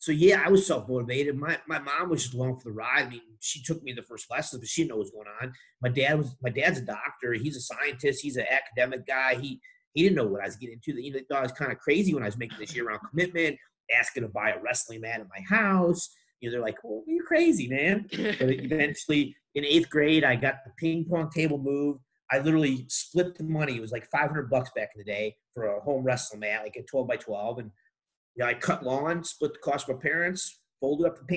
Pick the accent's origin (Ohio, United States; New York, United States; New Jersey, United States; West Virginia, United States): West Virginia, United States; moved away as an adult; also born or lived in Chicago, Illinois; now in Pennsylvania, United States; my main growing up was when we moved to West Virginia when I was 12